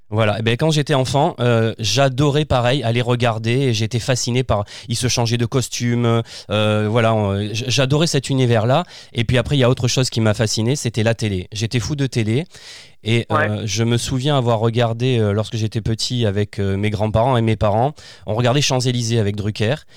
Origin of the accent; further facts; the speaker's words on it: Fontvieille, Provence-Alpes-Côte d'Azur, France; also born or lived in Arles; je suis né à Arles, je suis dans, j'ai grandi dans un petit village qui s'appelle Fontvieille